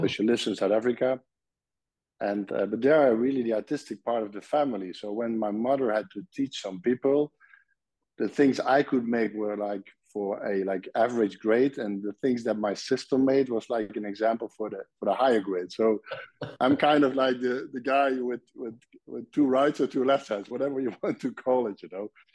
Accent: Nijmegen, Gelderland, Netherlands; English is a second language; moved away as an adult; now in Belgium; I was born in Nijmegen, and Nijmegen is a city at the eastern part of the Netherlands, close to the German border

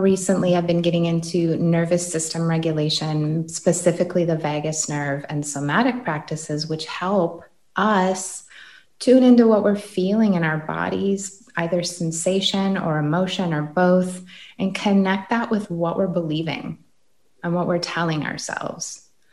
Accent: Green Bay, Wisconsin, United States; this was in Green Bay, Wisconsin.

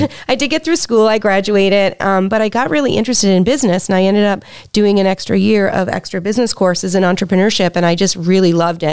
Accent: Prince Edward Island, Canada; moved away; I'm from Prince Edward Island.

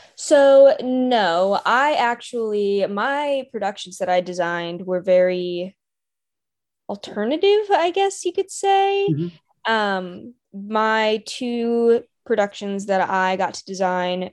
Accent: Raleigh, North Carolina, United States; born and raised in the Raleigh area, so always been a local.

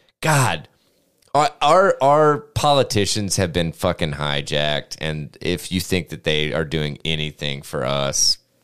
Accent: Tennessee, United States; oh, we're from Tennessee.

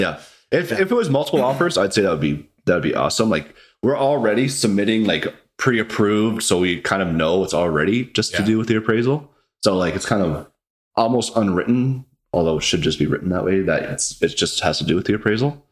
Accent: Vernon, British Columbia, Canada; also born or lived in Vancouver; now in Kelowna, Canada; I was born in Vancouver, but I moved to uh, Vernon when I was pretty young. I can't remember, like three or four years old. I grew up, went to school in Vernon, elementary, high school.

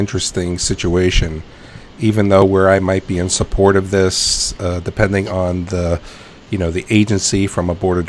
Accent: New York City, New York, United States; I grew up in New York City

